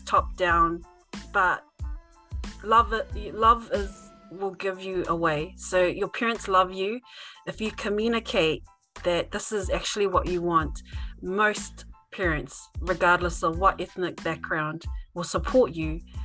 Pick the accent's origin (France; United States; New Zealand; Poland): New Zealand; having been born and raised in New Zealand, why I, as a Tongan